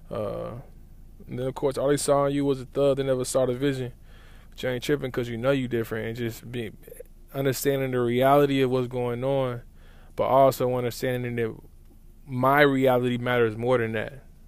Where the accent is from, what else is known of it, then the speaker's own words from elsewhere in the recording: Lawton, Oklahoma, United States; moved away; growing up in Lawton has given me a certain viewpoint of the world